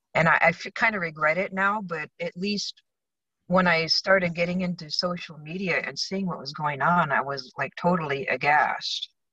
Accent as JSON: {"language": "English", "town": "Tucson", "region": "Arizona", "country": "United States", "tie": "born or raised there", "also_born_or_lived": "Michigan", "moved": "as an adult", "lives_now": "California, United States", "said": "I was born in Michigan, and my family moved to Tucson in uh, in the mid '60s. So I grew up in the West"}